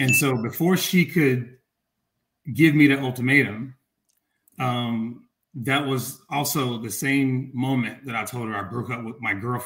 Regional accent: Atlanta, Georgia, United States; moved away as an adult; also born or lived in Chicago; I'm leaving Atlanta, growing up in the South, moving to Chicago

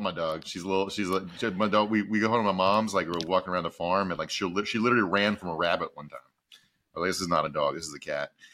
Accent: Southern Virginia, United States; moved away; also born or lived in Texas; I'm from Southern Virginia

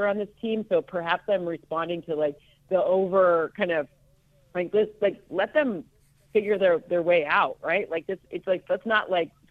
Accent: Okemos, Michigan, United States; I am from Okemos, Michigan

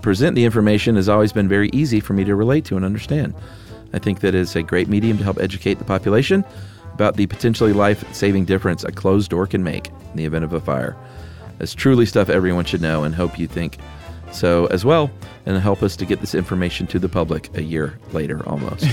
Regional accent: the South, United States; I'm from the South

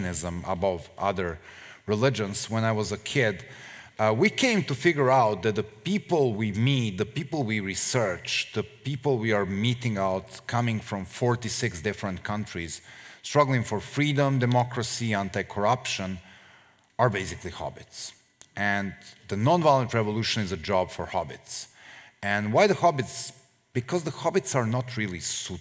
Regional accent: Serbia; we, the Serbs

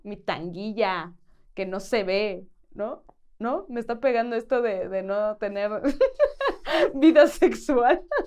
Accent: Aguascalientes, Mexico; moved away; en Aguascalientes, de donde yo soy

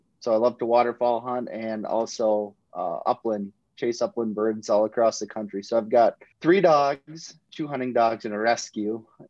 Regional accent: Minnesota, United States; moved away as an adult; also born or lived in North Dakota / Mississippi; So I grew up in Minnesota.

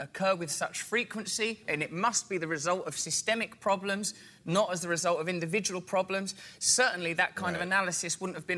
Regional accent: England, United Kingdom; I'm from England

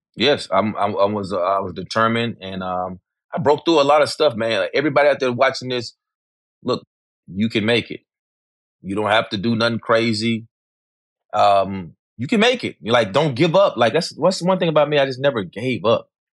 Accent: Memphis, Tennessee, United States; growing up in Memphis as a kid

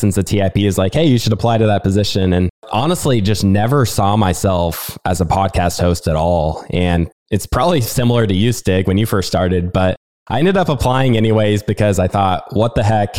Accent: the Midwest, Nebraska, United States; I grew up in the Midwest

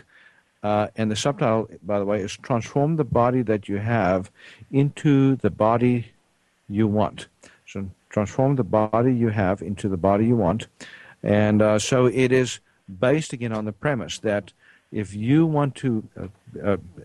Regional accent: South Africa; moved away; I grew up in South Africa

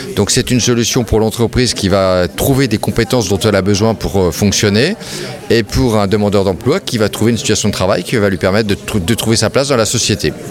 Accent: France; Chez nous, en France

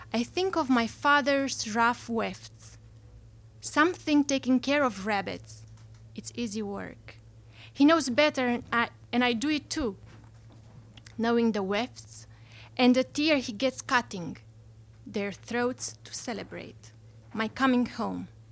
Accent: Romania; moved away; I'm not from here. I'm from Romania

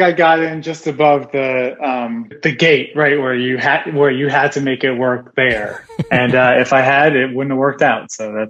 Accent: Philadelphia, Pennsylvania, United States; also born or lived in New York; now in Los Angeles, United States; I grew up in Philadelphia.

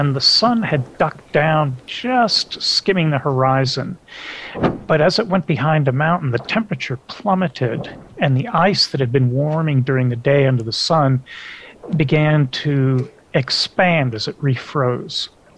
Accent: Algeria; So growing up in Algeria as a little kid, where those neural networks of language are forming, speaking English at home, but my parents also spoke French to help me with my homework

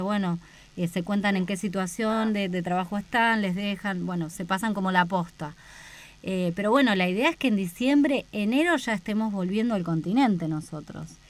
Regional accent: Buenos Aires, Argentina; moved away as an adult; now in Antarctica; mi, lugar de origen, de la, de la provincia de Buenos Aires, de la ciudad autónoma

